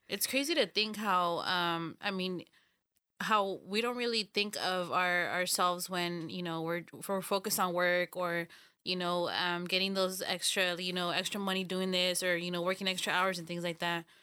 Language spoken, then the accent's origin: English; Los Banos, California, United States; we're all from Los Baños